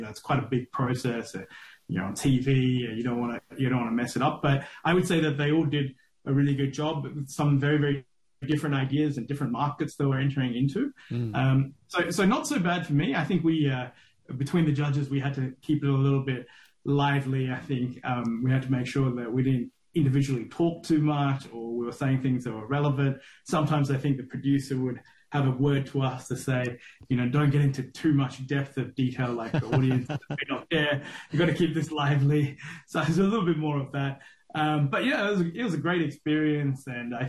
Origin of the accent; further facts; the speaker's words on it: Australia; moved away as an adult; also born or lived in Sri Lanka; now in Singapore; I'm Sri Lankan originally. I moved to Australia when I was 5. I grew up in Australia till I was 20, and I spent about 20 odd years out of Sri Lanka, out of Australia now.